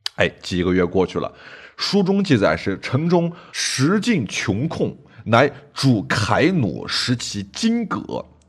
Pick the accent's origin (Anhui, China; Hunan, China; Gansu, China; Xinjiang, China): Gansu, China; Jiuquan; 酒泉，哎，我老家